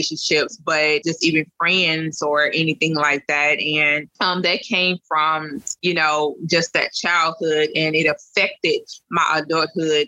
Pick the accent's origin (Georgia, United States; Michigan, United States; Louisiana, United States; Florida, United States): Louisiana, United States; from Louisiana